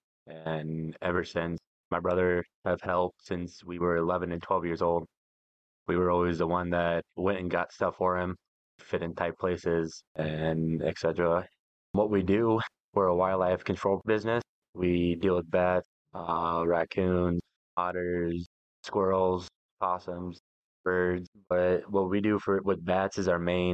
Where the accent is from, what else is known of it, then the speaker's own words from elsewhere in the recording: near Storm Lake, Iowa, United States; moved away; back by Storm Lake, by my hometown